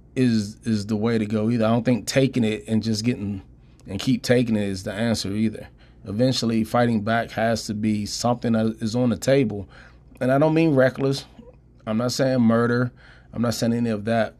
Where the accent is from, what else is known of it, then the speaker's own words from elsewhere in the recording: Prince George's County, Washington D.C. area, Maryland, United States; moved away as an adult; also born or lived in Pittsburgh, Pennsylvania / Idaho; Growing up in D C, Prince George's County, uh, you know, I, I lived there, not my whole life, 'cause I'm originally from Pittsburgh. But when I moved there when I was about eight, nine years old